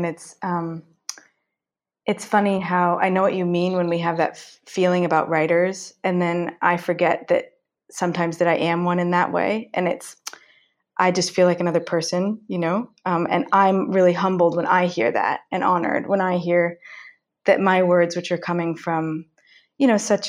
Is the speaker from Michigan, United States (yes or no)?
no; Marin County, California, United States